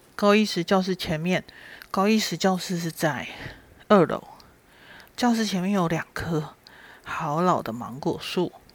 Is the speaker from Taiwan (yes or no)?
yes; Shuili, Nantou County, Taiwan; 出生在南投水里